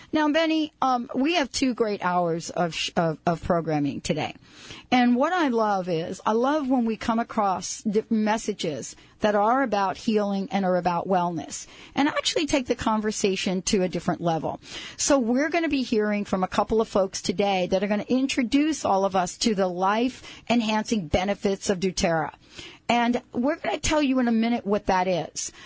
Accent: East Coast, United States; now in West Coast, United States; I grew up on the East Coast, when I moved out here to the West Coast

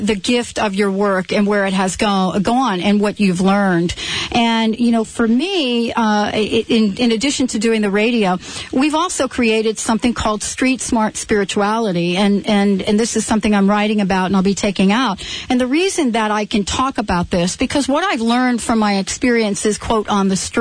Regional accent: New York City, New York, United States; growing up in New York City

